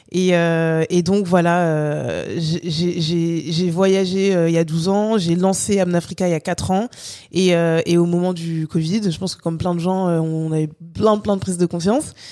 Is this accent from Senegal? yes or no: no; France; also born or lived in Guadeloupe; vu que j'ai grandi en France, je suis guadeloupéenne, j'ai grandi en France